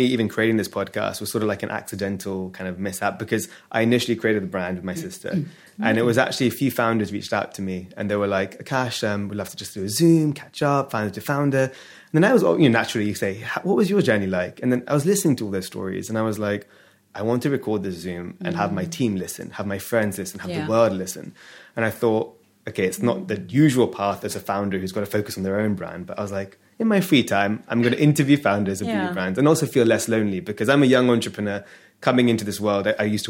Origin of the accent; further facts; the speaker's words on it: London, United Kingdom; born there; I was born in North London.